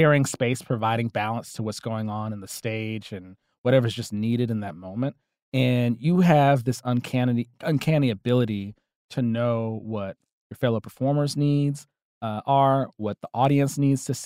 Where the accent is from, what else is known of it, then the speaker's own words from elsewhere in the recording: Atlanta, Georgia, United States; I'm a comedian, I'm from Atlanta